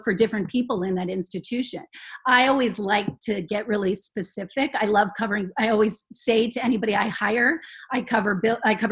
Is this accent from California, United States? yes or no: yes; Los Angeles, California, United States; I grew up in Los Angeles